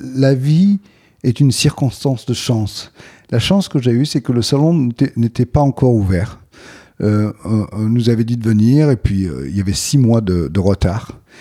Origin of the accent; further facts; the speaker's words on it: Aix-en-Provence, Provence-Alpes-Côte d'Azur, France; J'ai grandi à Aix-en-Provence